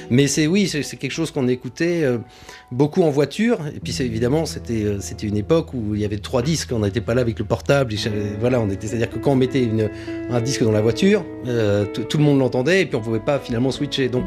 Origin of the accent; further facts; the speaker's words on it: England, United Kingdom; born there; moi je suis né en Angleterre, et euh, ma mère était, vraiment anglophile et on a grandi dans cette culture.